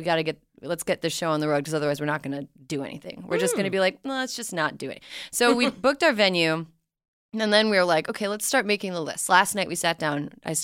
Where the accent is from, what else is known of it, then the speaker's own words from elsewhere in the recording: Minneapolis, Minnesota, United States; I'm from the Minneapolis area.